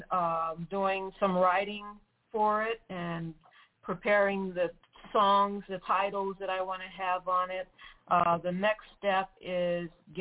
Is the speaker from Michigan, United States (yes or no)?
yes; Detroit, Michigan, United States; now in South Florida, United States; I'm from Detroit, Michigan